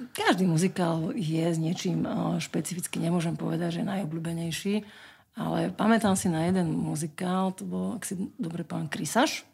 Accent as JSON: {"language": "Slovak", "town": "Čadca", "region": "Žilina Region", "country": "Slovakia", "tie": "born or raised there", "said": "je to môj rodný kraj, lebo ja som sa narodila v Čaci"}